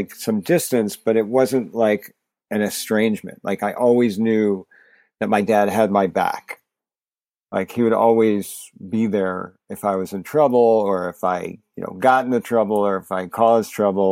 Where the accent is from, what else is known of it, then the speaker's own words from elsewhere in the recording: New Jersey, United States; also born or lived in New York; now in New York City, United States; I'm a New Yorker. Was born in New York. Grew up in New Jersey